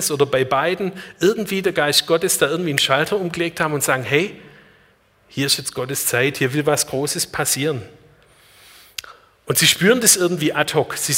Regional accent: Marbach, Baden-Württemberg, Germany; born there; also born or lived in Black Forest; Ich bin 1970 in Marbach geboren.

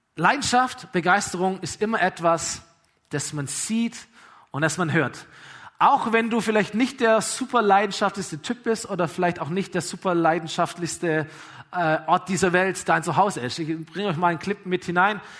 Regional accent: Aalen, Baden-Württemberg, Germany; VfR Aalen damals, meine Heimatstadt

